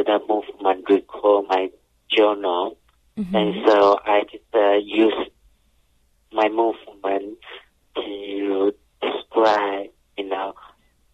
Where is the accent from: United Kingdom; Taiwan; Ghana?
Taiwan; moved away; I grew up in Taiwan, so we're all surrounding the ocean